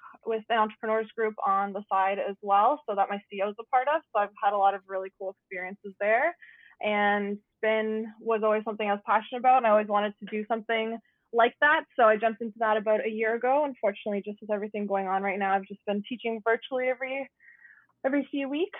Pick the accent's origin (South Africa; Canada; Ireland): Canada; Guelph, Ontario; I was actually born and raised in Guelph. I'm still living here